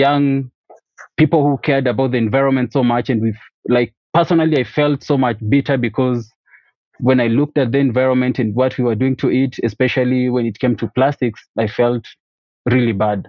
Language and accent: English; Kisii, Kisii County, Kenya; from Kisii, Kenya